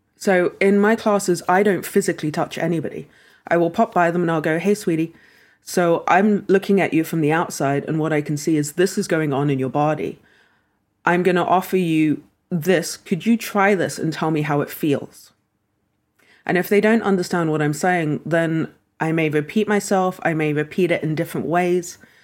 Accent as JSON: {"language": "English", "region": "London", "country": "United Kingdom", "tie": "born or raised there", "said": "we lived in London."}